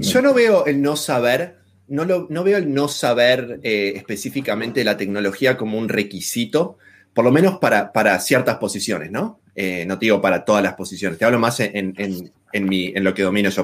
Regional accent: Argentina; moved away as an adult; also born or lived in Australia; now in Berlin, Germany; me fui de Argentina, actualmente estoy viviendo en Alemania

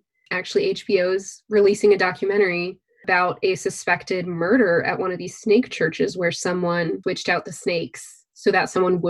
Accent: Texas, United States; I remember when I was growing up in Texas, we had like those free days where they would have someone come talk to us.

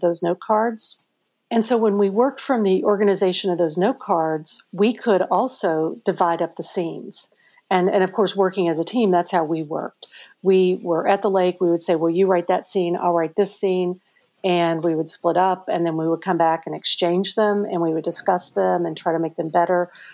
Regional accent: Madisonville, Kentucky, United States; also born or lived in Cape Girardeau, Missouri / Parma, Missouri / Switzerland; I feel like I grew up in Kentucky

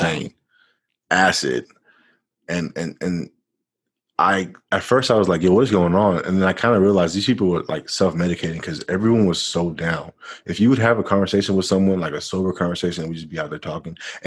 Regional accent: Florida, United States; I'm from Florida.

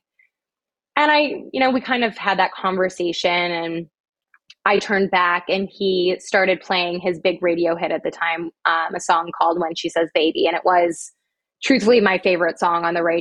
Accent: Midwest, United States; I'm from the Midwest.

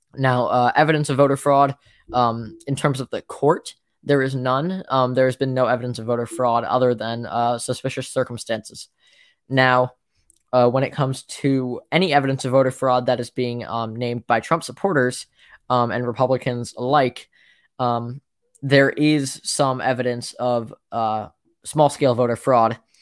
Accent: Ohio, United States; I'm from Ohio

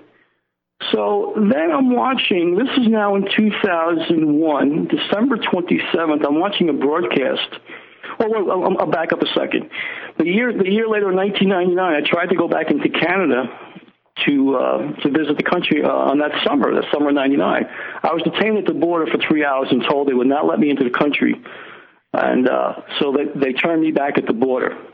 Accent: United States; I'm an American

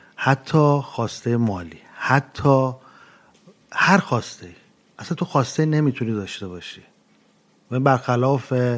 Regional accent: Iran; moved away as an adult; also born or lived in Montreal, Canada / Edmonton, Canada / Newfoundland, Canada; now in Toronto, Canada; من موقعی که از که از ایران اومدم بیرون سال 2011

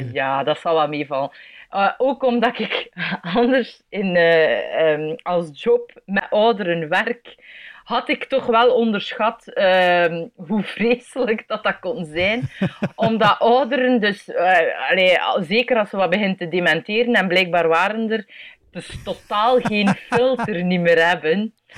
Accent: Belgium; ik ben een improcomedian uit België.

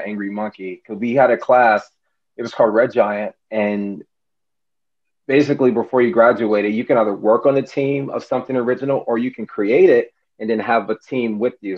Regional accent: Los Angeles, California, United States; moved away as an adult; now in Florida, United States; I'm originally from Los Angeles

